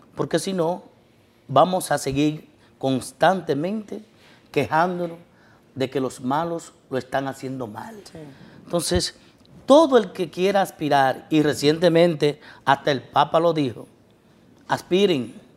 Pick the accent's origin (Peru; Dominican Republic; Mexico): Dominican Republic; Bonao, Monseñor Nouel; mi pueblo de Bonao, primeramente donde soy, con orgullo